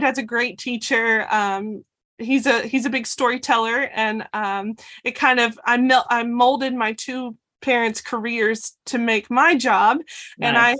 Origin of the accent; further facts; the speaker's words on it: Alabama, United States; I'm from Alabama, so I was very familiar with the Auburn equestrian team.